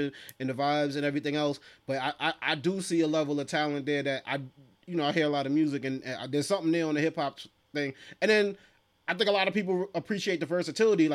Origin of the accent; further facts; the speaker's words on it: New York City, New York, United States; I'm from East Flatbush, Brooklyn.